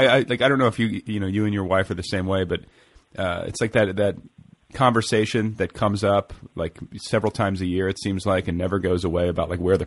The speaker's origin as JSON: {"language": "English", "region": "Midwest", "country": "United States", "tie": "born or raised there", "moved": "yes", "said": "or I guess my genealogy is actually traces down into the South, but I grew up in the Midwest"}